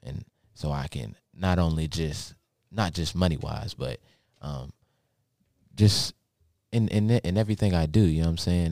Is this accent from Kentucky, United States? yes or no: yes; Lexington, Kentucky, United States; also born or lived in Baltimore, Maryland; we moved to Lexington, Kentucky